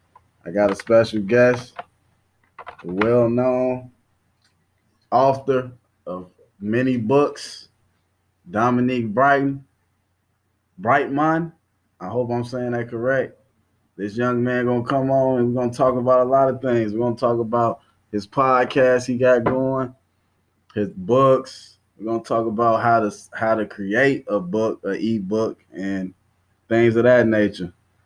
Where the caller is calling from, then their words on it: Dallas, Texas, United States; I'm calling in from Texas, man. I'm in Dallas right now.